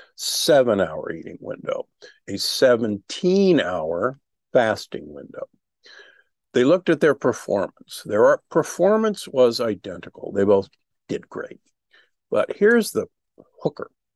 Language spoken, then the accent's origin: English; Omaha, Nebraska, United States; I grew up in Omaha, Nebraska, the beef capital of America